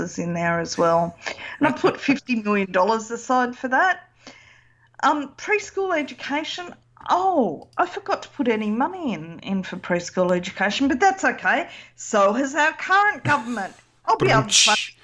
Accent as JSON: {"language": "English", "country": "Australia", "said": "I'm Australian"}